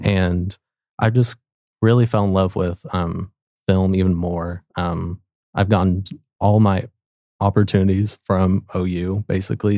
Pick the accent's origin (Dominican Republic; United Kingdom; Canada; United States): United States; Sapulpa, Oklahoma; I'm originally from Spalpa, Oklahoma, so just, um, outside of Tulsa